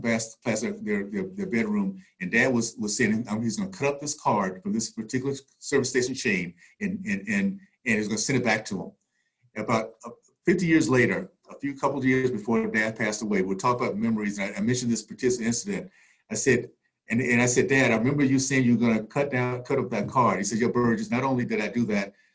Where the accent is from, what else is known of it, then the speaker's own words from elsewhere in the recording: Tallahassee, Florida, United States; I grew up in the Deep South, Tallahassee in the 60s